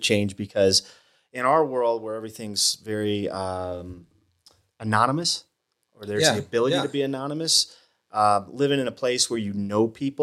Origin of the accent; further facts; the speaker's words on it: Toledo, Ohio, United States; moved away as an adult; also born or lived in Georgia / Utah; now in Flagstaff, United States; I grew up in Ohio, which is not the West